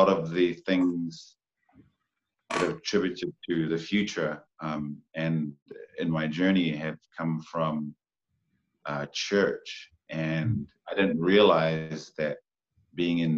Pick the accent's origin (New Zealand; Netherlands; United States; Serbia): New Zealand; Porirua, Wellington; Born and raised in Porirua, Rānui Heights.